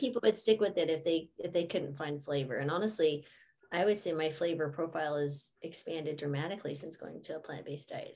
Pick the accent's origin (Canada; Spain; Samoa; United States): United States; New Mexico; I grew up in New Mexico.